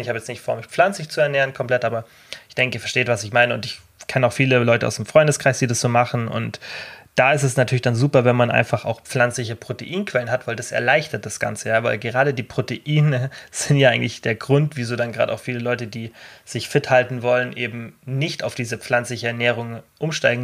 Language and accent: German; Germany; als Deutscher